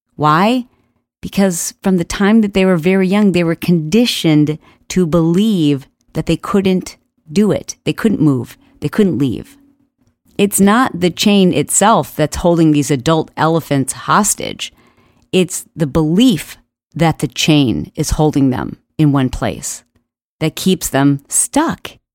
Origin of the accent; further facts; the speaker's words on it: Michigan, United States; I grew up in Michigan